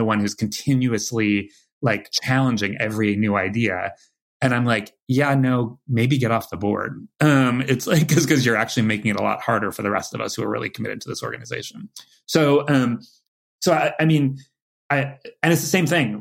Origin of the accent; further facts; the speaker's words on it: California, United States; moved away as an adult; now in New York, United States; I'm a wuss from California